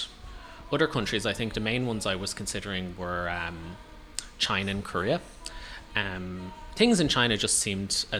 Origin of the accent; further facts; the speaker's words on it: Dublin, Leinster, Ireland; moved away as an adult; now in Taiwan; "Yeah, I am from Dublin."